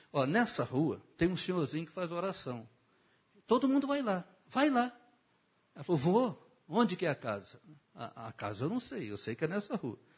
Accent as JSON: {"language": "Portuguese", "region": "Rio de Janeiro", "country": "Brazil", "tie": "born or raised there", "said": "eu fui criado em Bangu"}